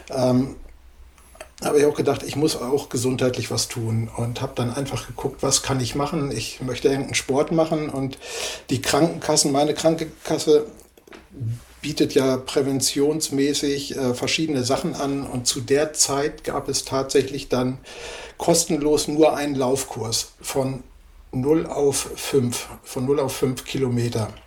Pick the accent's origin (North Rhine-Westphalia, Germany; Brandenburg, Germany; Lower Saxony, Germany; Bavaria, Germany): Lower Saxony, Germany; Nienburg; Ich komme aus Nienburg an der Weser. Hier ist ja Nienburger Spargel.